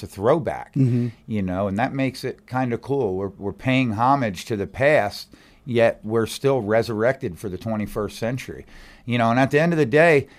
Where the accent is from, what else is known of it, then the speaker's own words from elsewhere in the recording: Reading, Pennsylvania, United States; I grew up right outside of Philadelphia, a place called Reading, Pennsylvania